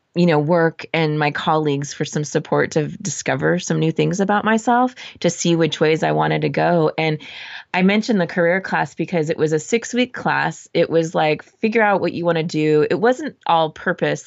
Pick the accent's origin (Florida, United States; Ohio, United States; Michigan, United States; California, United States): California, United States; Southern; moved away as an adult; also born or lived in Arizona / San Francisco; I'm from Southern California, so I lived in Arizona for school.